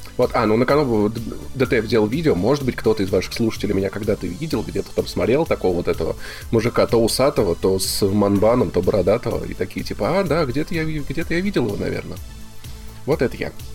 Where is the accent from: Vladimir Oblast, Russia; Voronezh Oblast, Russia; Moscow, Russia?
Voronezh Oblast, Russia; Voronezh; moved away; Я пришел из, из города Воронежа, где прожил